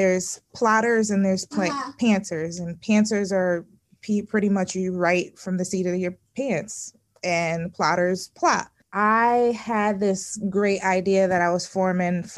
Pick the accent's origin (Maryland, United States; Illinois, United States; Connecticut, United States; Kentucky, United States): Connecticut, United States; also born or lived in Nashville, Tennessee; I went to school in Nashville and I'm from Connecticut